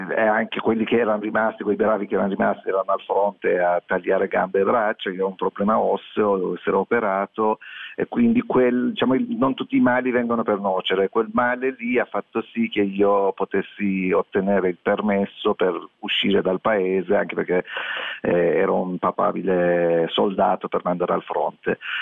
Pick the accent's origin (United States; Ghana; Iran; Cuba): Iran; now in Italy; nel mio paese natale